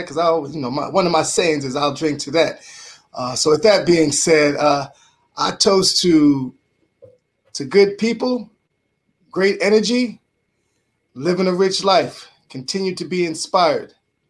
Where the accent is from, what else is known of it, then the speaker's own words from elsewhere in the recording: Bronx, New York, United States; So kudos go to you gentlemen to know that I'm from the Bronx, New York.